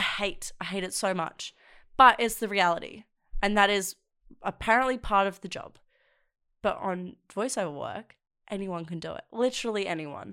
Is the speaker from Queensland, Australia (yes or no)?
no; South Coast, New South Wales, Australia; moved away as an adult; now in Sydney, Australia; I'm from the South Coast. Um, and it really affected the areas I grew up